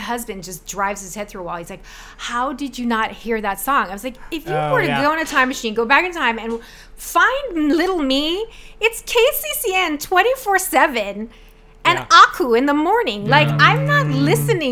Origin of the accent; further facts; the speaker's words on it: Pearl City, Hawaii, United States; I'm a fairly simple person for Pearl City. I grew up my whole life listening mostly to Hawaiian music